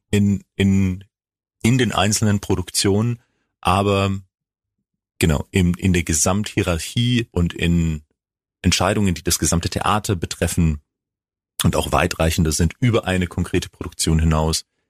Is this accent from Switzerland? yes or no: no; Greece; also born or lived in Bremerhaven; now in Freiburg, Germany; ich komme aus Griechenland